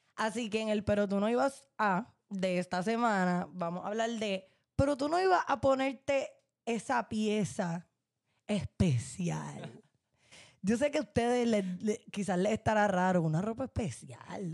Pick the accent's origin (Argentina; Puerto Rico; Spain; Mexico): Puerto Rico; como boricuas, como estudiantes